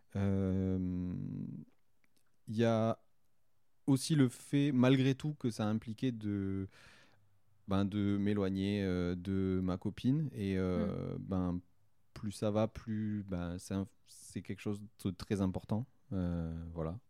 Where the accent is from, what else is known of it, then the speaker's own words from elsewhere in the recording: Saint-Gaudens, Occitania, France; j'ai grandi en région toulousaine. En fait, j'ai toujours, je suis toujours resté en région toulousaine. J'y habite toujours aujourd'hui.